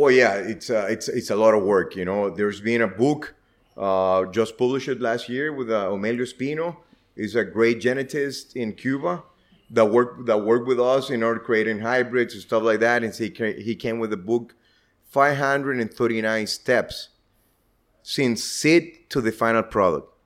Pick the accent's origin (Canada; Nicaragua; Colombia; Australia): Nicaragua; Estelí; I was born here in Eteli